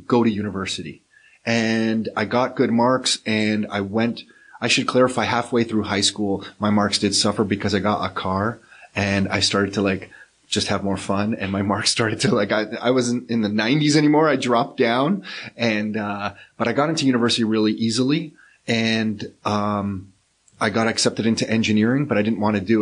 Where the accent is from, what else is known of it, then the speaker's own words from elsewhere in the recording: Mississauga, Ontario, Canada; also born or lived in Toronto; And moved to Mississauga when I was about 4 or 5. And then raised in Mississauga, went to high school in Mississauga